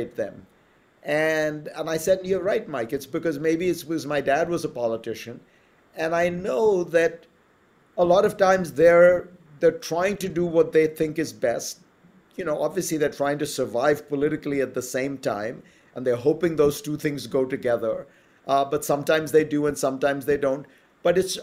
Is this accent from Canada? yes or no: no; India; moved away as an adult; there were no kids' movies when I was growing up in India